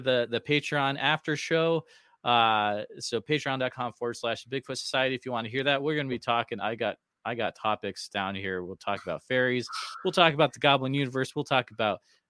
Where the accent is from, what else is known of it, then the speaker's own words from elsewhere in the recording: Central Iowa, United States; I'm from Central Iowa